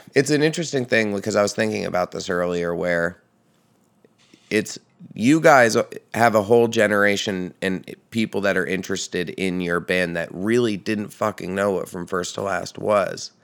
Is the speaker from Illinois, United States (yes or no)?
no; Red Hook, New York, United States; Upstate New York. So I grew up in the Hudson Valley.